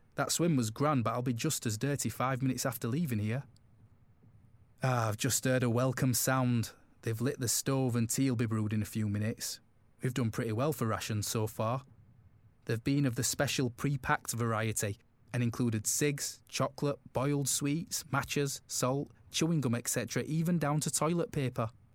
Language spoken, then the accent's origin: English; Glasgow, Scotland, United Kingdom; I was born and brought up in Glasgow